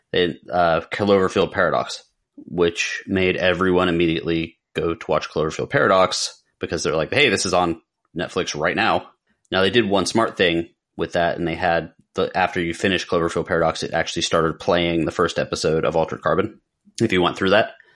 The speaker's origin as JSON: {"language": "English", "region": "Pennsylvania", "country": "United States", "tie": "born or raised there", "said": "Growing up in Pennsylvania"}